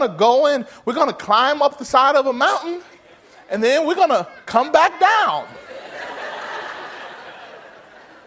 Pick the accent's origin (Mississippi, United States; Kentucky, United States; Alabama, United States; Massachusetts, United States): Mississippi, United States; moved away as an adult; now in California, United States; I remember growing up in Mississippi and God calling me to California. And I moved out to California to work